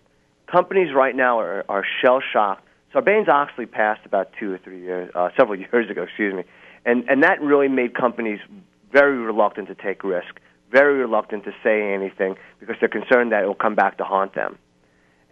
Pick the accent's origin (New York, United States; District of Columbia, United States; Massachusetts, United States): Massachusetts, United States; I'm from Massachusetts